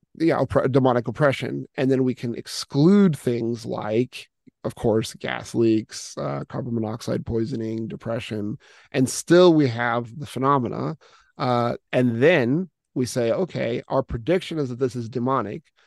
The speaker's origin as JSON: {"language": "English", "country": "United States", "tie": "born or raised there", "moved": "as an adult", "lives_now": "Russia", "said": "I was originally born and raised in the United States, but have been, uh, overseas, uh, in this particular mission field for, for quite a long time"}